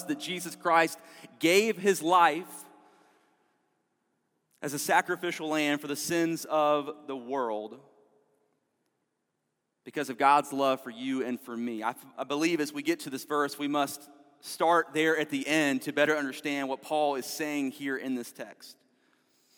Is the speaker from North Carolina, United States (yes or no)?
yes; Fayetteville, North Carolina, United States; I grew up in Fayetteville, North Carolina